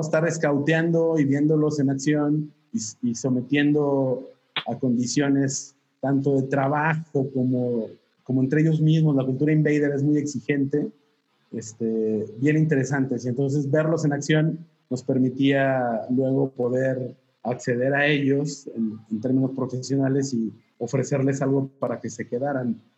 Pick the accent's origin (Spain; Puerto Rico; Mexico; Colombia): Mexico; Torreón, Coahuila; also born or lived in Mexico City; now in Saltillo, Mexico; Yo soy de Torreón, pero estudié aquí en la universidad, entonces mis padres vivían aquí en Saltillo